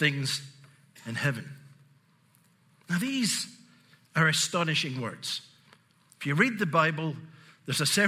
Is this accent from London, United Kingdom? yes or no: no; Glasgow, Scotland, United Kingdom; also born or lived in Southern United States; now in United States; I grew up in Glasgow in Scotland. I still get a residual accent. I live in the south